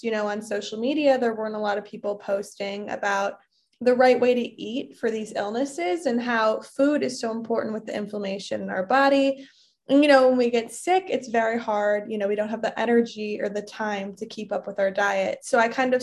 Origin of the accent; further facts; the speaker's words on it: Bartlett, Illinois, United States; moved away as an adult; also born or lived in Michigan / Minnesota; I grew up in the suburbs of Chicago. I grew up in Bartlett, Illinois. All of my life.